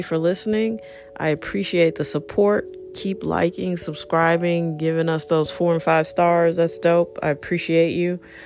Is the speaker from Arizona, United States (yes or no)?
no; St. Louis, Missouri, United States; I'm from here